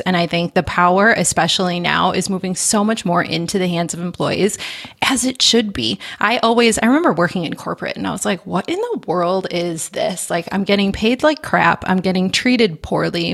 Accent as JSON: {"language": "English", "region": "Midwest", "country": "United States", "said": "I am a Midwesterner through and through"}